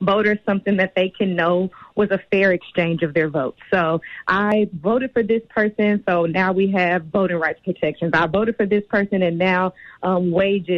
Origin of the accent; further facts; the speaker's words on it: Dallas, Texas, United States; I'm in Texas, I'm from Dallas, born and raised